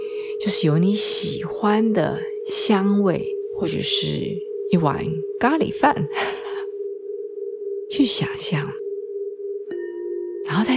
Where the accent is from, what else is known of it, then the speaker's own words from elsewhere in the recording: China; 所以到了冬天呢，我们中国人喜欢用吃来祭五脏庙，其实这个也很有道理啊